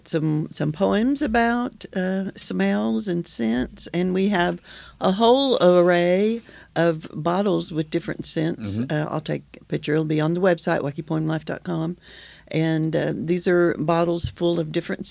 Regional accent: Okies, Oklahoma, United States; we are Okies

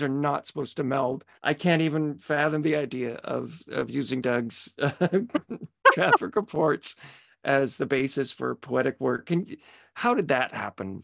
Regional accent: Petawawa, Ontario, Canada; also born or lived in Pembroke; I'm from Petawawa. Uh, but I went to high school in, in Pembroke

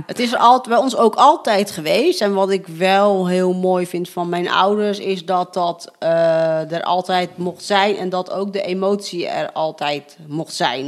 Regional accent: Netherlands; ik ben gewoon wel opgegroeid in een Nederlandse cultuur

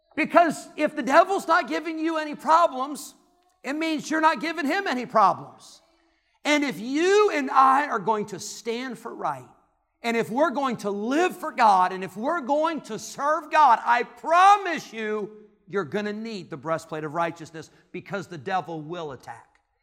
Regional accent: Illinois, United States; moved away; where I grew up in Illinois, it was the Cubs and the Cardinals.

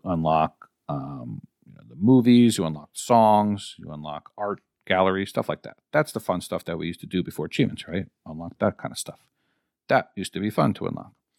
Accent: New York, United States; I'm from New York.

